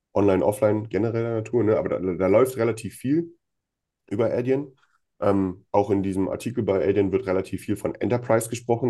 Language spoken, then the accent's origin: German; Germany; bei uns in Deutschland